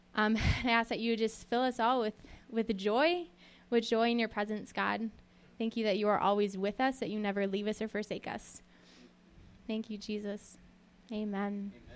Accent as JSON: {"language": "English", "region": "Western Minnesota", "country": "United States", "tie": "born or raised there", "said": "I grew up in Western Minnesota, um, on a farm in the middle of nowhere"}